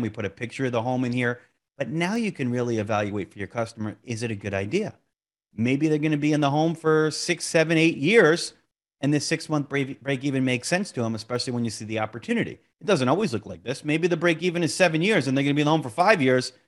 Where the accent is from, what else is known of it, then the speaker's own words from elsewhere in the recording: Monmouth County, New Jersey, United States; my hometown here, Monmouth County, New Jersey